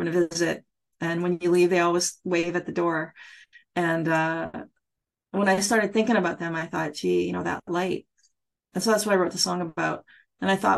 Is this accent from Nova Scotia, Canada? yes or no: yes; Nova Scotia, Canada; moved away as an adult; also born or lived in Ottawa; now in Toronto, Canada; I grew up in Nova Scotia